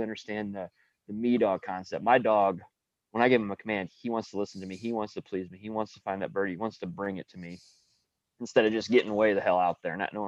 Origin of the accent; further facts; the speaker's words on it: Guttenberg, Iowa, United States; I'm from Guttenberg, Iowa.